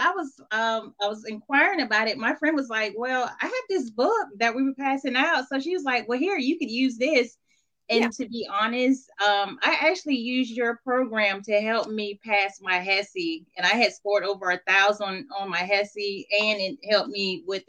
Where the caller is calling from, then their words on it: Madison, Alabama, United States; So I'm calling in from Madison, Alabama. I just finished nursing school back in December.